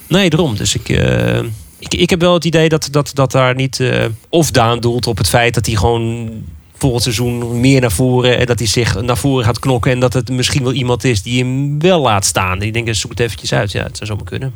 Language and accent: Dutch; Netherlands; als Nederlanders